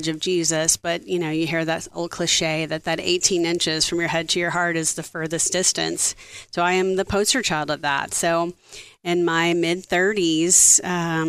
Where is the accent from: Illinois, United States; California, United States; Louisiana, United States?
Louisiana, United States; South; I grew up in South Louisiana